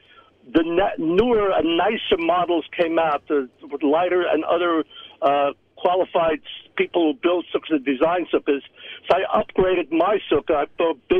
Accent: New York City, New York, United States; When I grew up in Williamsburg, we never had our own sukkah.

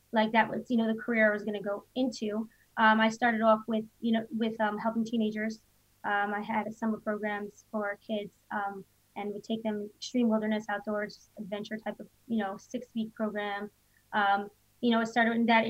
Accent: Rockaway, New York, United States; now in Phoenix, United States; I grew up in Rockaway, New York

